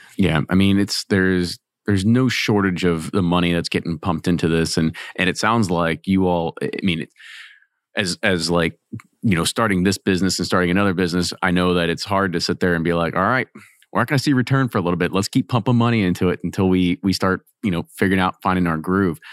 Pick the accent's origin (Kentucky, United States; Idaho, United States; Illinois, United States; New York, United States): Kentucky, United States; Louisville; I'm from Louisville